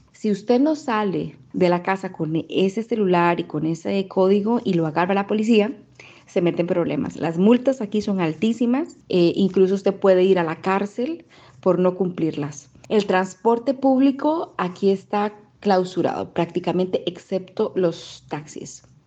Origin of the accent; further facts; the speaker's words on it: Costa Rica; moved away as an adult; now in United Arab Emirates; soy costarricense, comunicadora y desde hace más de dos años vivo en Emiratos Árabes Unidos